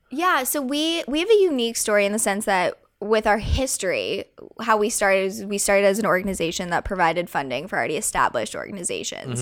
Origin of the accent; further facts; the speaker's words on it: Colorado, United States; growing up in Colorado and growing up on a ranch